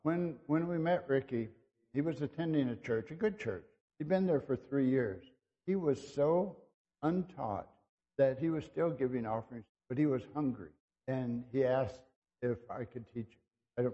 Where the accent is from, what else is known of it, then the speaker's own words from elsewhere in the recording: Brazil; because I've been so many places, I grew up in Brazil